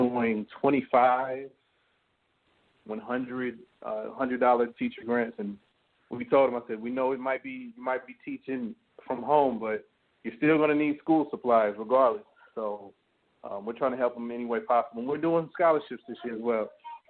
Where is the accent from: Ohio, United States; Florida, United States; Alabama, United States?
Alabama, United States; Leighton; I've been passing out books in my hometown of Leeton, Alabama for over, like I said, maybe about 10 years now.